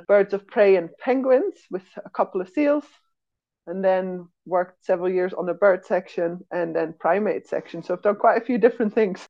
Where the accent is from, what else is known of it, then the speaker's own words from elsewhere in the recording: Switzerland; also born or lived in Netherlands; So I was born in the Netherlands, we moved to Switzerland for my dad's job, and I grew up there.